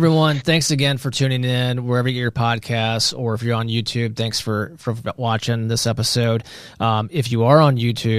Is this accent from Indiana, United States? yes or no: yes; Indiana, United States; we're from Indiana